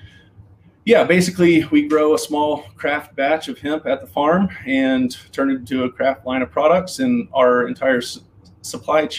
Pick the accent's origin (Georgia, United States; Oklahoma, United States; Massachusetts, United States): Georgia, United States; moved away as an adult; also born or lived in Colorado; now in New Castle, United States; I grew up around Southern food. I'm from Georgia originally, and grew up around Southern gardening and Southern food